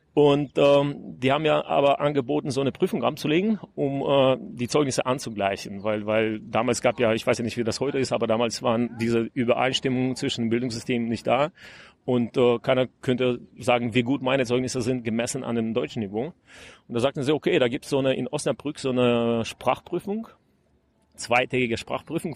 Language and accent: German; Gomel, Gomel Region, Belarus; German is a second language; moved away; also born or lived in Cologne, Germany / Berlin, Germany / United States; Ich bin aus Gormel. Ich bin da ähm, ein bisschen aufgewachsen